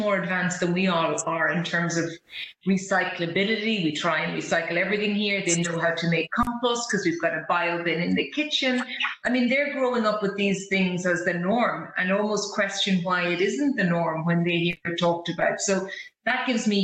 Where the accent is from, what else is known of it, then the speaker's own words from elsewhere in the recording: Ireland; as Irish people, you and I know this